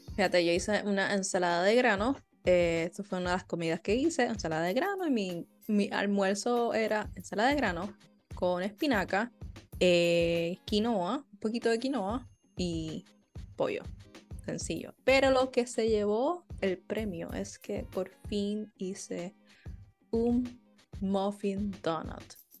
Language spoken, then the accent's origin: Spanish; Puerto Rico; somos puertorriqueños